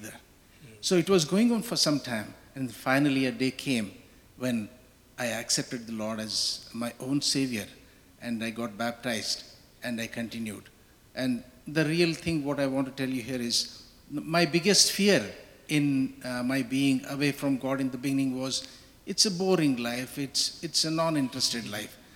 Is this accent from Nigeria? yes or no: no; India; moved away